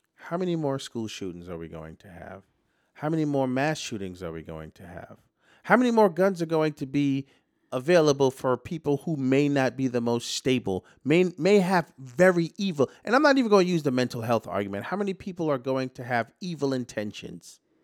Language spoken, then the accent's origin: English; New York City, New York, United States; as a New Yorker